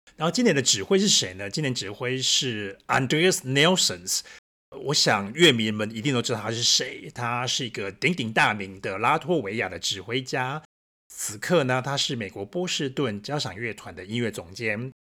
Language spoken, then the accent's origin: Chinese; Taiwan; now in Berlin, Germany; 我们是台湾人的，我们这么爱吃